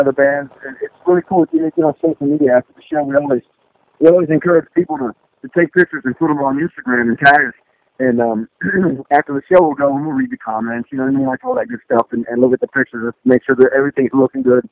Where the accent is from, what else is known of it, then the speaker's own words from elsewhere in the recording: Mississippi, United States; also born or lived in Westwego, Louisiana; now in Nashville, United States; I grew up in Mississippi, but when I did football in Louisiana, I lived in West Oligo, which is right outside of New Orleans when I was a kid